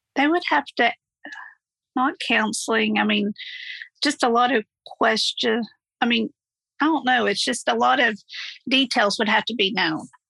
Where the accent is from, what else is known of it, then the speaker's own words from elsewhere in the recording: Oklahoma, United States; I'm from Oklahoma